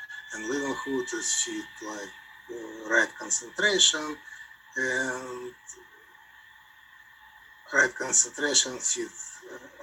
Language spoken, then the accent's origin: English; Georgia; accent: Soviet Union; now in Cleveland, United States; My accent is from Soviet Union. I'm from Georgia.